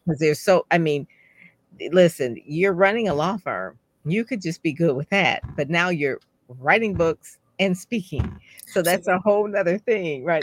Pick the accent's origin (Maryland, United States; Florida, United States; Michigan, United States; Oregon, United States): Michigan, United States; Detroit; I'm from Detroit, so I go to Detroit public schools